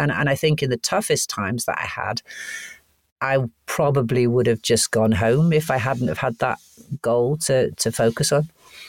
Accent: Canada; born there; because I was born in Canada, thankfully they couldn't throw me out.

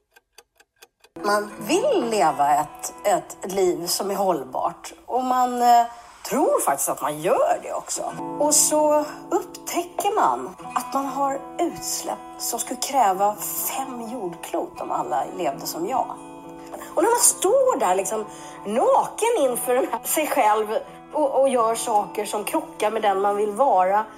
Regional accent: Värmland, Sweden; jag är liksom uppvuxen på landet i Värmland

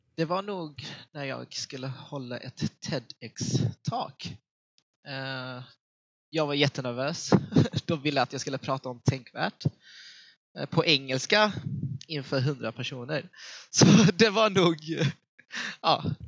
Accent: Helsingborg, Skåne, Sweden; accent: Scanian; moved away as an adult; now in Gothenburg, Sweden; Jag är född och uppvuxen i Helsingborg, uh, vilket ligger i nordvästra Skåne

